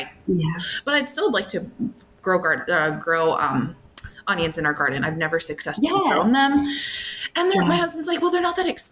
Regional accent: Minnesota, United States; now in Illinois, United States; I grew up in Minnesota and then relocated to Illinois. And I've been here now for over 12 years.

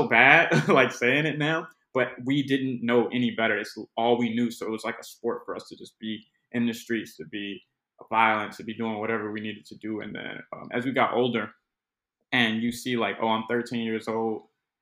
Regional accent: Chicago, Illinois, United States; I'm from the west side of Chicago. Austin neighborhood, spent more than a little bit of time in the Cabrini Green projects

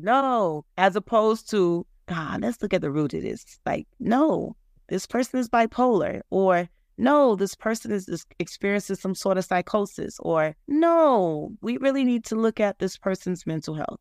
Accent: United States; growing up Haitian, American, I was born in America, but my parents obviously were born in Haiti

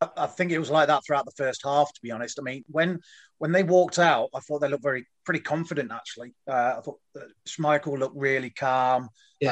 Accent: Leicester, East Midlands, United Kingdom; moved away as an adult; also born or lived in Goose Bay, Canada; now in Canada; I was born in Leicester, uh, born at the Bond Street Hospital there uh, back in 1970

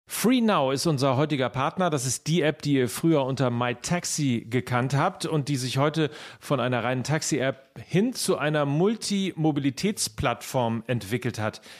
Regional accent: Essen, North Rhine-Westphalia, Germany; ich bin ein Essener Junge und dann tue ich mir schwer damit, wenn Schalke 04 auf mein Trikot steht

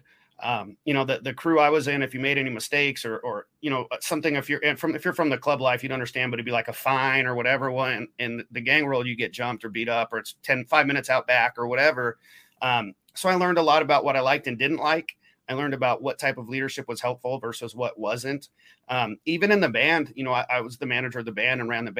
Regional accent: Oregon, United States; moved away as an adult; also born or lived in Portland, Oregon; now in Midwest, United States; When I grew up in Oregon, I was about an hour south of Portland until I, you know, graduated, moved up to Portland

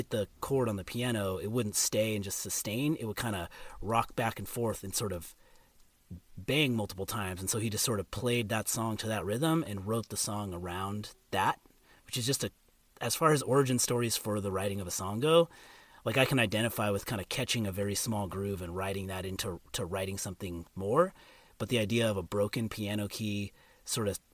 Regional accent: California, United States; I grew up in California, first Southern California, then Northern California

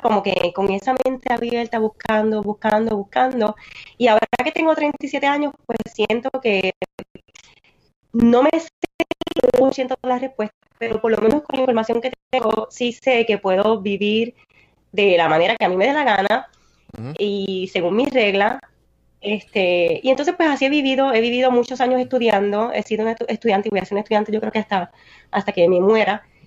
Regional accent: Naranjito, Puerto Rico; Yo soy una puertorriqueña de Naranjito

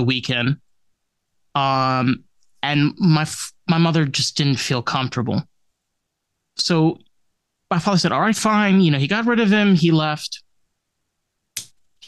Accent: Suffern, New York, United States; I grew up in Suffern, New York.

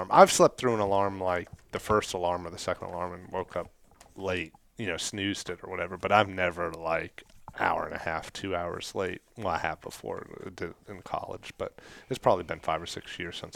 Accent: Kentucky, United States; like we're we're from Kentucky.

